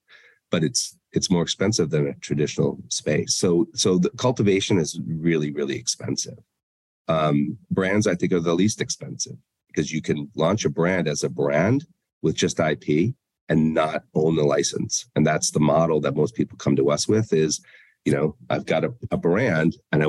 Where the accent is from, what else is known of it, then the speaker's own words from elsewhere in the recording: Denver, Colorado, United States; I mean, listen, growing up in Denver in that world, your fire inspector could be the villain or greatest person ever.